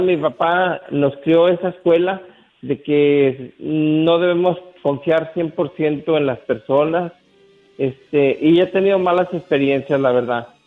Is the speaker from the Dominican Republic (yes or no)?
no; San Juan de los Lagos, Jalisco, Mexico; moved away; allá en mi pueblo, en San Juan de los Lagos